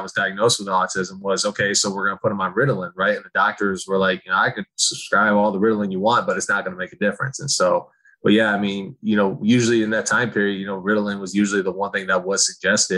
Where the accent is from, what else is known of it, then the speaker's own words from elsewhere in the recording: Okemos, Michigan, United States; I grew up in Oakland, Michigan, which is right next to Michigan State.